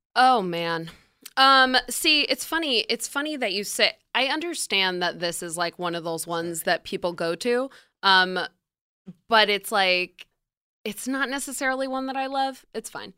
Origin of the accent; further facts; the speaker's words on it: upstate New York, United States; upstate New York, which is where I'm from.